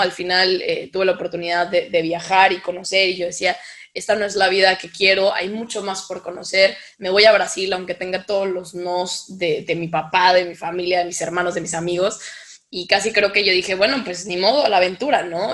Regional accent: Mexico; soy de México

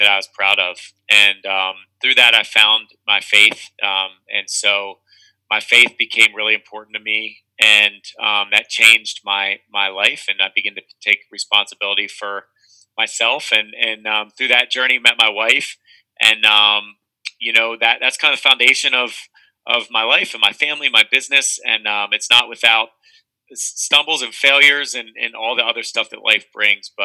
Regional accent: Carlisle, Pennsylvania, United States; Born and raised in Carlisle, Cumberland County, Central PA.

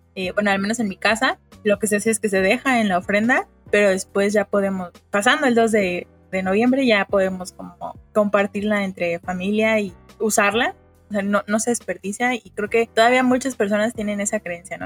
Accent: Mexico; como mexicanos

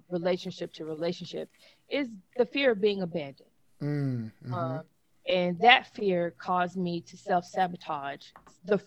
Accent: Memphis, Tennessee, United States; accent: country; moved away; I grew up in South Memphis

